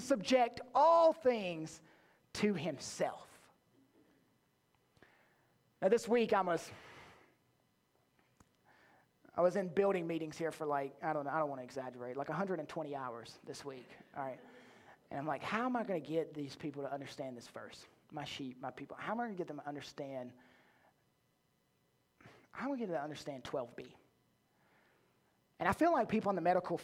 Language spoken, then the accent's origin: English; the South, United States; I was born in the South